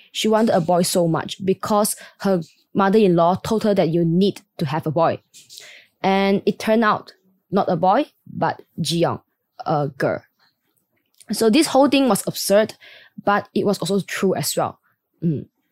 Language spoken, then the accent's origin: English; Malaysia; I was born and raised in Malaysia